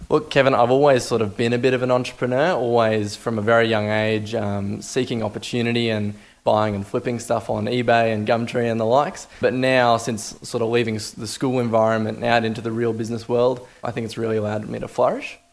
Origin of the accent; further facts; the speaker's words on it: Toowoomba, Queensland, Australia; growing up in the Toowoomba business community